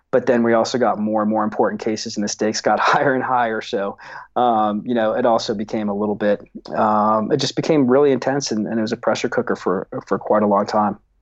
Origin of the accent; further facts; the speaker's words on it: Seattle, Washington, United States; I grew up in Seattle, um, in the seventies.